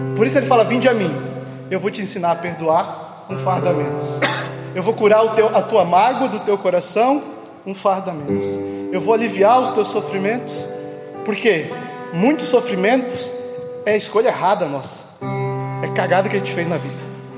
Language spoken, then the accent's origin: Portuguese; Barra Velha, Santa Catarina, Brazil; sou lá de Barra Velha